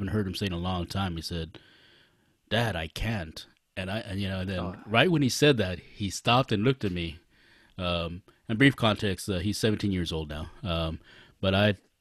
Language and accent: English; Los Angeles, California, United States; we all are from East